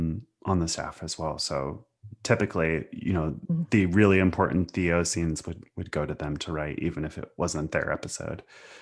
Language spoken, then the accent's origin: English; Pacific Northwest, United States; You know, I came from the Riot Girl scene of the 90s and grew up in the Pacific Northwest.